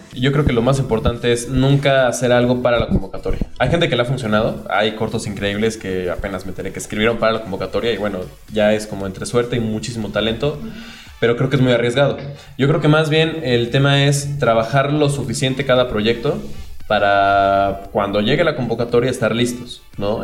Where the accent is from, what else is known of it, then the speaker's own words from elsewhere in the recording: Puebla, Mexico; los que crecimos en Puebla y estudiamos ahí